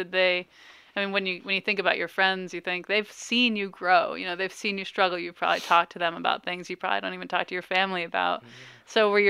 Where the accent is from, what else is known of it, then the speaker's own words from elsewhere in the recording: Farmington, United States; I'm almost 40, and I think about, I grew up in Farmington, and it was a pretty accepting school